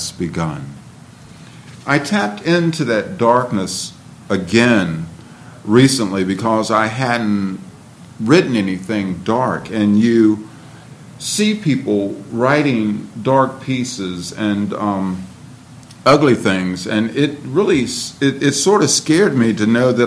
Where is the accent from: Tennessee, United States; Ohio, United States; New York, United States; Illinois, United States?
Ohio, United States; Cleveland; now in Martinsburg, United States; Growing up in Cleveland